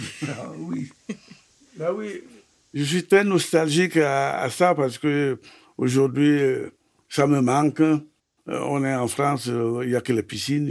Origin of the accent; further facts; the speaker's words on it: Yabassi area, Sanaga-Maritime, Littoral, Cameroon; moved away; Je suis né euh, à Lokam, au Cameroun, à Yasuku, dans Saranga-Maritime. J'ai grandi euh, à côté des deux fleuves d'abord euh, la sanaga et puis l'oignon